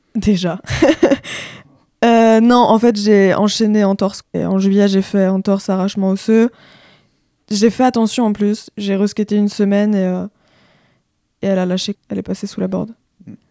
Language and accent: French; La Baule, Pays de la Loire, France; moi, je viens de la Baule. j'ai grandi avec ma mère et ma sœur en plein la boule